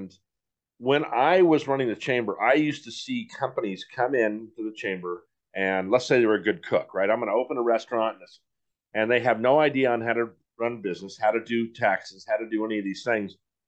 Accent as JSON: {"language": "English", "town": "San Diego", "region": "California", "country": "United States", "tie": "born or raised there", "said": "I grew up here in San Diego. That's one advantage I have."}